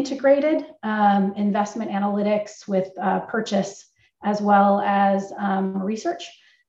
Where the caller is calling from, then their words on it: Northern California, United States; also born or lived in Montclair, New Jersey; I am calling in from Northern California. AssetMark's headquartered in Concord, California, and I live about 20 minutes away.